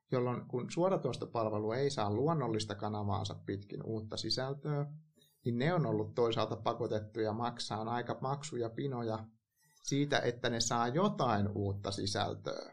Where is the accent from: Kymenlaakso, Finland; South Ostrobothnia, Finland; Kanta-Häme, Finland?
Kanta-Häme, Finland; Hämeenlinna; mä kasvoin Hämeenlinnassa